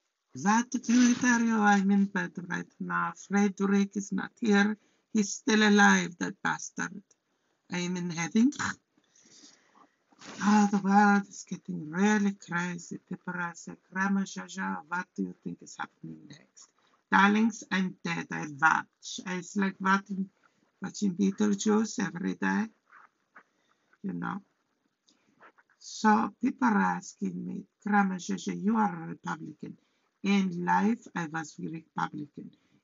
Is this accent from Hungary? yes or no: yes; Hungary; English is a second language; now in United States; So, I'm from Hungary. I'm an immigrant.